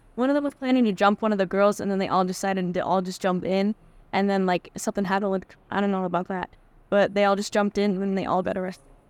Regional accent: Utah, United States; born or raised there; now in Central Falls, United States

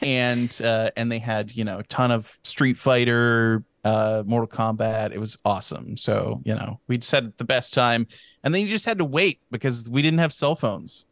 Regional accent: Texas, United States; I didn't go into the kindergarten here

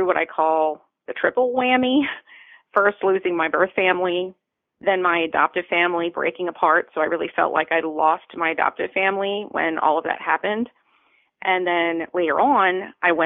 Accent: Baltimore, Maryland, United States; now in Tampa, United States; I grew up in Baltimore.

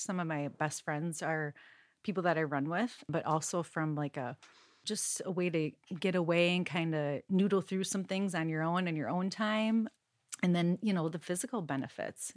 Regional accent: Minnesota, United States; moved away; I grew up in Minnesota

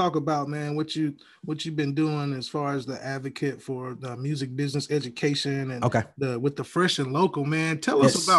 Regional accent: Alabama, United States; yes, I'm from Alabama.

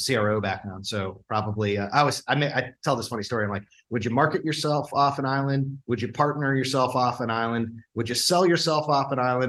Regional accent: Cleveland, Ohio, United States; moved away; also born or lived in San Francisco; I grew up in Cleveland

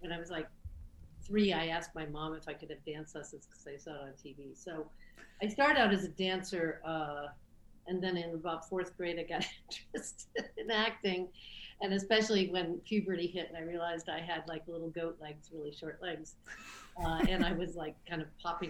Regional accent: Midwest, United States; I grew up in the Midwest

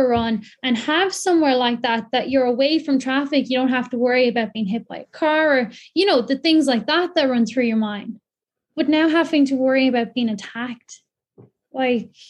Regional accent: County Kildare, Ireland; I'm from North Kildare. I live very close to both the Royal and the Grand Canal. I've been using the canals all my life

